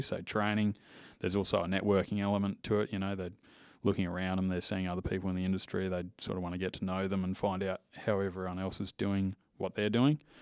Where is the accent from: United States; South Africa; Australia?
Australia; Western Australia; also born or lived in Indonesia; from W A, uh, producer family. So, grew up on cattle farms and cattle stations.